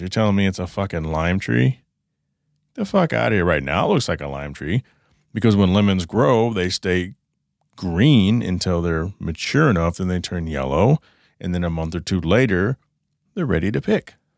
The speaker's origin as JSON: {"language": "English", "region": "Texas", "country": "United States", "tie": "born or raised there", "moved": "yes", "lives_now": "southwest United States", "said": "I grew up in Texas"}